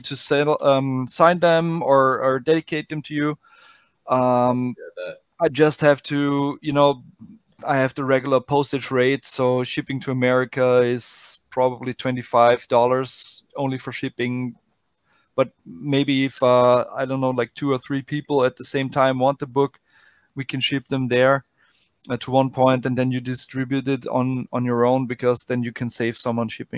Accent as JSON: {"language": "English", "country": "Austria", "said": "I'm from Austria, from Middle Europe"}